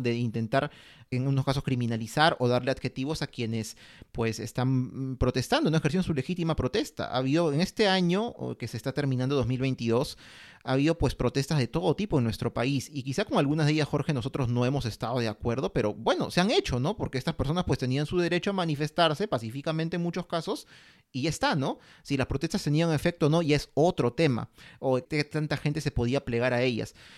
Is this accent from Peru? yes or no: yes; Peru; estamos viviendo en este país, somos peruanos